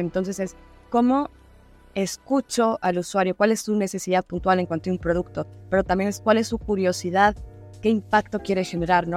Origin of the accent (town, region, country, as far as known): Mexico